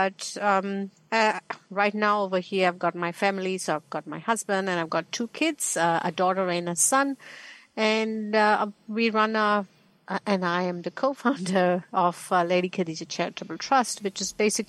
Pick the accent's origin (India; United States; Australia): India; Hyderabad, Telangana; moved away as an adult; now in Christchurch, New Zealand; So originally I am from India, from a city called Hyderabad. So I have lived, I was born there